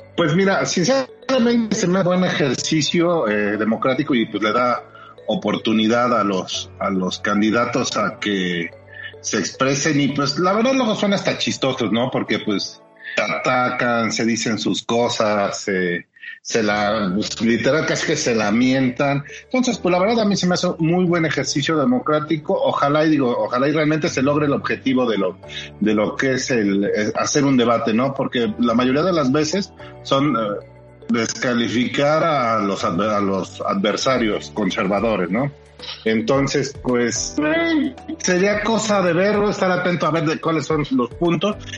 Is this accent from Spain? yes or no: no; Puebla, Mexico; como poblano